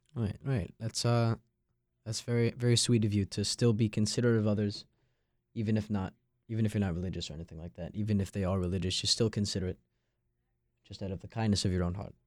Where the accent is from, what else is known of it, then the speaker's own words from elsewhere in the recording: Long Island, New York, United States; moved away as an adult; now in North Carolina, United States; I'm from Long Island, New York, and I'm a member of the freshman class of 2026 here at State